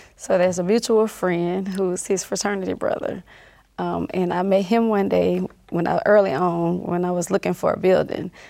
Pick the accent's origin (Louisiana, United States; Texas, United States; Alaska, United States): Louisiana, United States; North; I grew up in North Louisiana